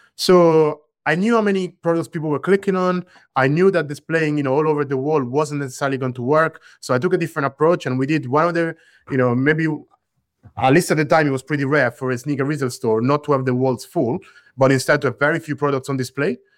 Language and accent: English; central Italy, Italy; I grew up in Italy, bear in mind, but I grew up in the center of Italy.